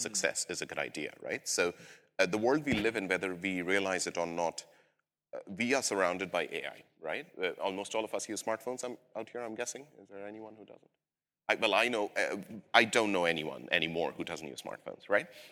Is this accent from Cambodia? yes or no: no; India; now in London, United Kingdom; I'm originally from South Asia, India, but I've lived in London for several years